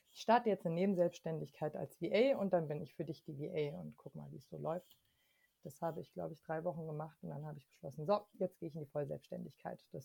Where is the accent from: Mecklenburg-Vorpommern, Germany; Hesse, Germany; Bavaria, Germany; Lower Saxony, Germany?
Bavaria, Germany; Munich; born there; Ähm, und deswegen bin ich zum Beispiel in München geboren und habe dann in ganz vielen verschiedenen Bundesländern gelebt, einfach immer wieder aus verschiedenen Gründen und auch in verschiedenen Ländern.